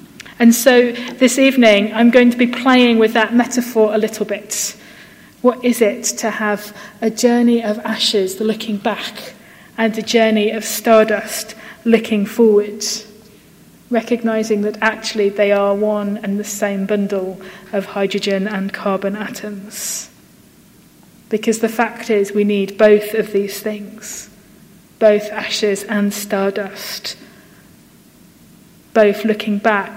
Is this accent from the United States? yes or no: no; United Kingdom; we're British